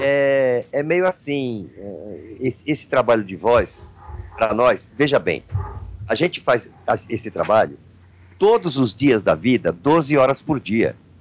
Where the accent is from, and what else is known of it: Brazil